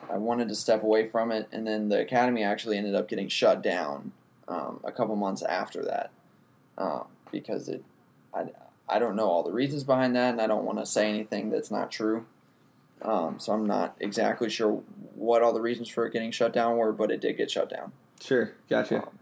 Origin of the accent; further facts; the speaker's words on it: Charleston, United States; I'm from Charleston.